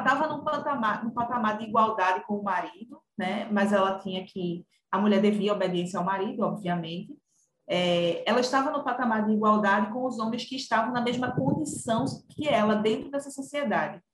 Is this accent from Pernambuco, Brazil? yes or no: yes; Camaragibe, Pernambuco, Brazil; eu sou de, natural de Camaragibe, na região metropolitana do Recife